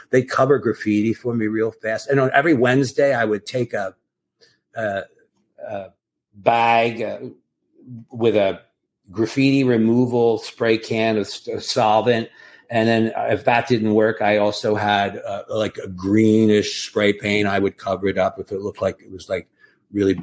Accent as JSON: {"language": "English", "region": "East Coast", "country": "United States", "also_born_or_lived": "California / Manhattan, New York", "moved": "yes", "lives_now": "Southampton, United States", "said": "I was from the East Coast"}